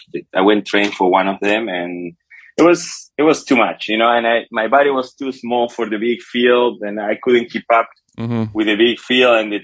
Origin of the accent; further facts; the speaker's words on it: Uruguay; English is a second language; moved away; I'm South American